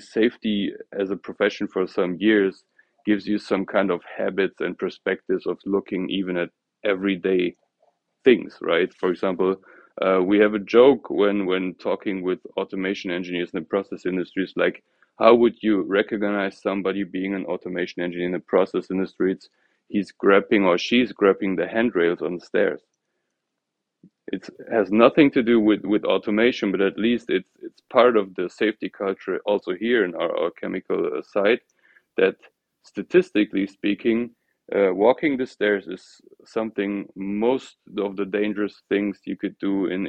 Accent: near Cologne, North Rhine-Westphalia, Germany; also born or lived in Ruhr area; I was born in a small city near Cologne, grew up and also studied in Germany

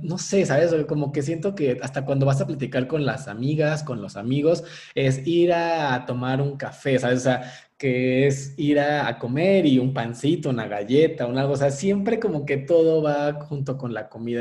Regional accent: Mexico; nosotros como mexicanos

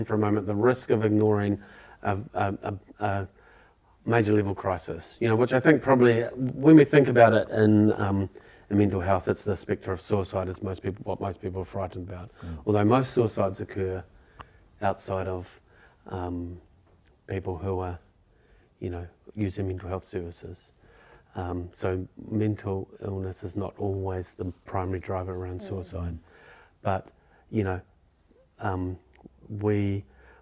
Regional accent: Wellington, New Zealand; I grew up in Nio.

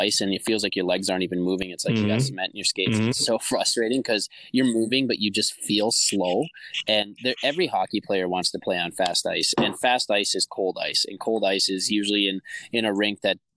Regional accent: Eveleth, Minnesota, United States; moved away; It's in my hometown

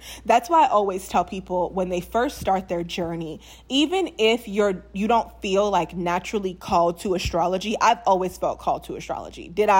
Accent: New Orleans, Louisiana, United States; if you guys didn't know, I'm from New Orleans. So people will always be like, you're not from New Orleans.

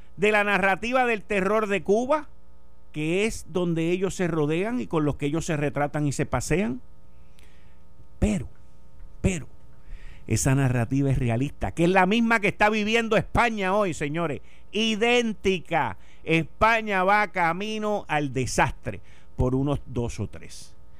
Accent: Puerto Rico; puertorriqueños hablando inglés como somos tú, yo y los míos

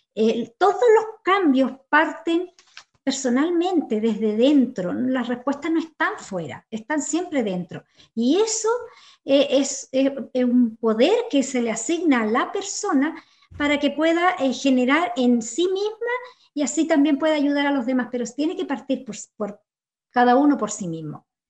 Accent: Chile; Como sociedad chilena

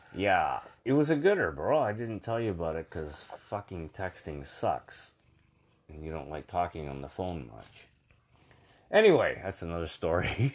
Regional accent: Brampton, Ontario, Canada; I was from Brampton originally.

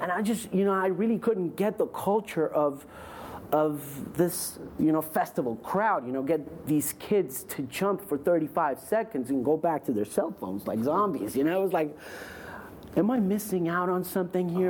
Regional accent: South Florida, United States; I was brought up in South Florida

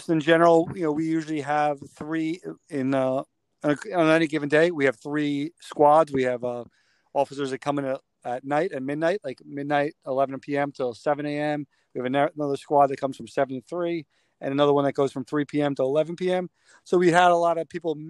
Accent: Dobbs Ferry, New York, United States; I grew up here in Dobbs Ferry

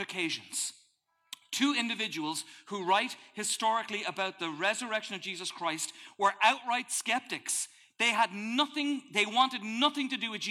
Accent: Ireland; moved away; welcome to my home country

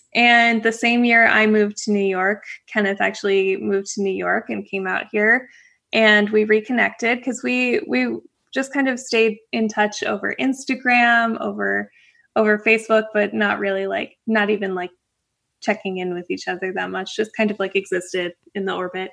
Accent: Canada; moved away as an adult; also born or lived in Florida; I'm originally from Canada

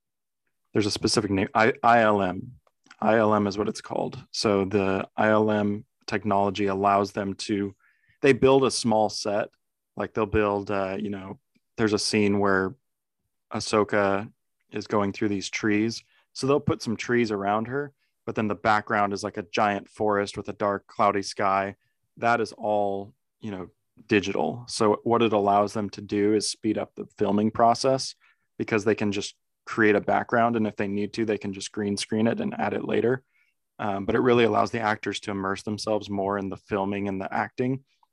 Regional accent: California, United States; one of the neighbors of my parents, the house that we grew up in Southern California, actually worked on The Mandalorian and Book of Boba Fett.

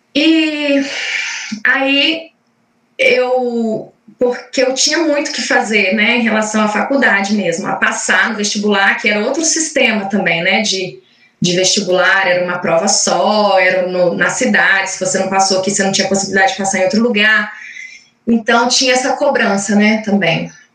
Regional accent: Caratinga, Minas Gerais, Brazil; Eu morava num, em Minas, sou mineira, sou de Caratinga

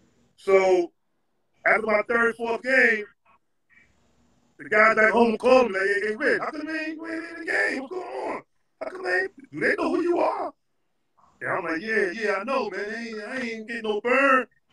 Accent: New York, United States; okay, I'm coming from New York. I'm all city, first team.

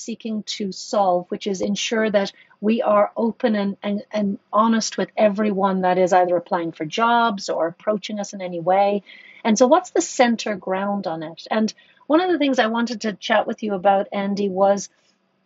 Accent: Ireland; I grew up in Ireland. I grew up in Catholic Ireland.

